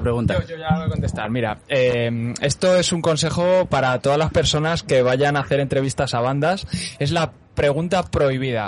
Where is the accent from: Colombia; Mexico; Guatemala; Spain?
Spain; Huesca, Aragon; now in Madrid, Spain; yo soy de Huesca